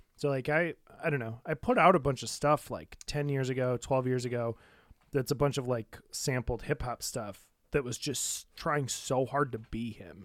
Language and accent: English; Detroit, Michigan, United States; moved away as an adult; also born or lived in New York; I'm from Detroit